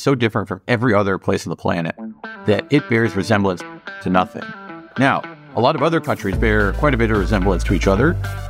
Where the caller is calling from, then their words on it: Los Angeles, California, United States; I'm home here in my house in Los Angeles at the moment.